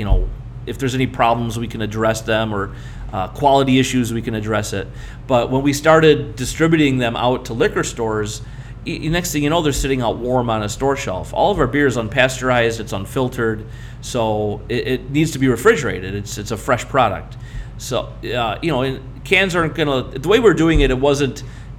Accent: Berwyn, Illinois, United States; In my hometown, I grew up in Berwyn, Illinois, right outside Chicago

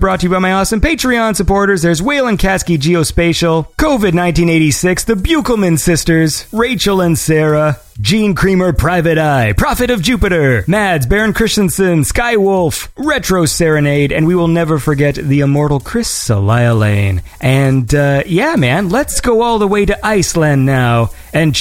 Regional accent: Canada; I'm from Canada

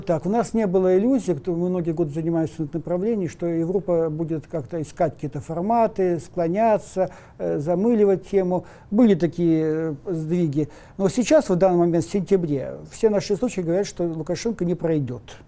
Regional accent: Russia; Мы родились в России, тут тоже масса проблем. Но мы же не бежим отсюда

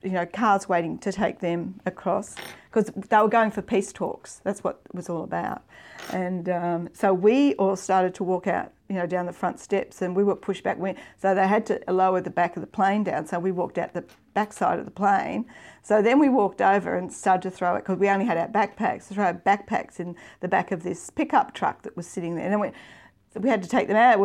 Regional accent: Victoria, Australia; moved away as an adult; also born or lived in Queensland / Papua New Guinea; I was from Victoria.

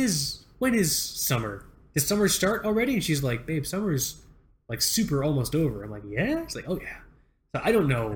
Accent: Florida, United States; moved away; I grew up in Florida

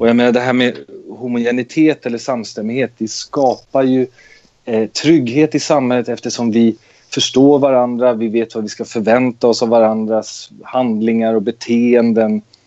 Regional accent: Nacka, Stockholm County, Sweden; moved away as an adult; jag är eh, född och uppvuxen i Nacka utanför Stockholm

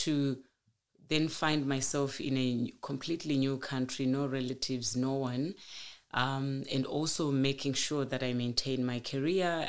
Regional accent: Manicaland, Zimbabwe; moved away as an adult; now in Kalgoorlie, Australia; I grew up in rural Zimbabwe, in Manikaland province, the eastern side of the country

